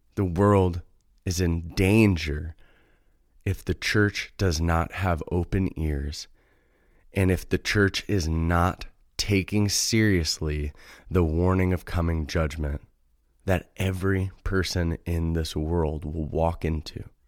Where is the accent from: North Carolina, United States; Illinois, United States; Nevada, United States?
Illinois, United States; Chicago; I'm from Chicago. I live in the Midwest